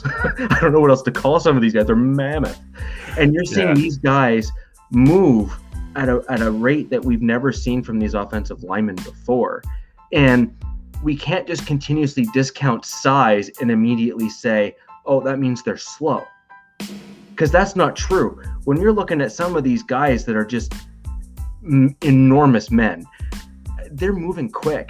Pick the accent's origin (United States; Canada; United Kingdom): Canada; as a Canadian